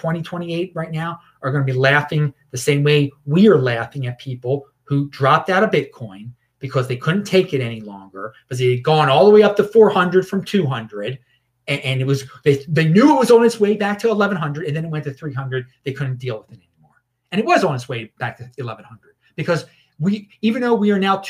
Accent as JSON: {"language": "English", "country": "United States"}